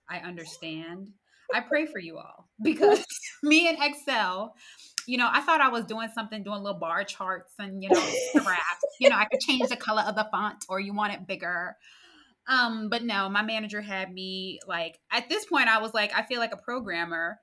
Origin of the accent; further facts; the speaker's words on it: United States; moved away as an adult; also born or lived in Queens, New York / New Jersey / Winston-Salem, North Carolina / Louisiana; I am originally from New York, New Jersey area. I say both because my dad, he works at a consumer company, which brought us from Queens, New York to New Jersey.